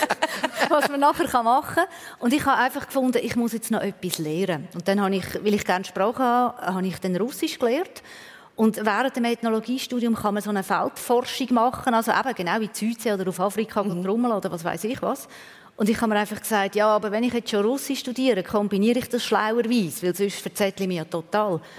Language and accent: German; Switzerland; Aber als Schweizerin war man dort eher eine Exotin.